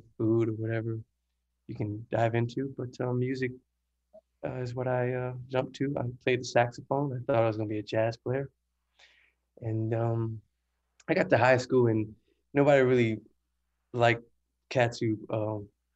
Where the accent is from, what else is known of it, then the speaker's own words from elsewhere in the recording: New Orleans, Louisiana, United States; I'm from New Orleans, Louisiana. Mm-hmm. Downtown Seven, out here. Single parent household. We live with my grandfather